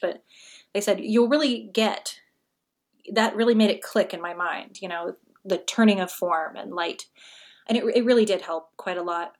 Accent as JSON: {"language": "English", "region": "Pacific Northwest", "country": "United States", "moved": "yes", "said": "I'm from the Pacific Northwest"}